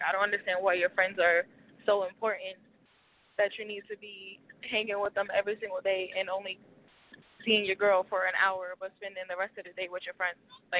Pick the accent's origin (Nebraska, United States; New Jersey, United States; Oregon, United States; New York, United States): New Jersey, United States; Atlantic City; I'm from Atlantic City.